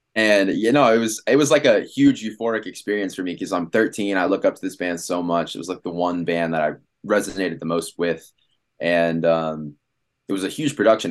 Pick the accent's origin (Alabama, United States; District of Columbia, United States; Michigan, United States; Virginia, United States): District of Columbia, United States; Washington; moved away as an adult; now in Los Angeles, United States; I'm from Washington, D C